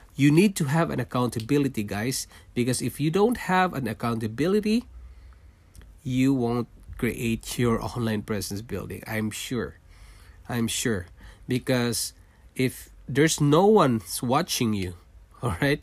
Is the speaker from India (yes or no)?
no; Philippines; moved away as an adult; also born or lived in Singapore; now in Canada; I was born in Philippines. I'm a Filipino, and I worked in Singapore for five years, leaving my family behind in Philippines, and then we decided to immigrate to Canada